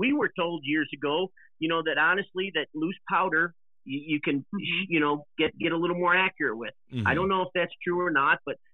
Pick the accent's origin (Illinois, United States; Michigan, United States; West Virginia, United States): Illinois, United States; we're originally from Illinois